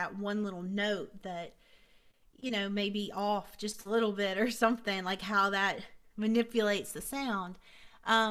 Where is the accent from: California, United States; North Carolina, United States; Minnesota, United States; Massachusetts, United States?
North Carolina, United States; Hickory; also born or lived in Vale, North Carolina; I'm from Vail, North Carolina, which I grew up in Hickory, so Vail's like 30 minutes away